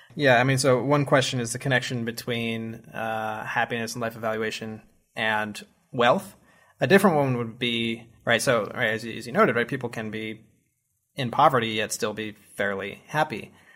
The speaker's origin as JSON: {"language": "English", "country": "United States", "said": "as an American"}